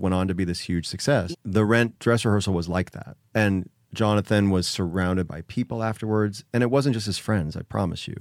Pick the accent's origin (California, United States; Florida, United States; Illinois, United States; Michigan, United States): Illinois, United States; Joliet; also born or lived in Chicago; I was born in Chicago, grew up outside Chicago in Joliet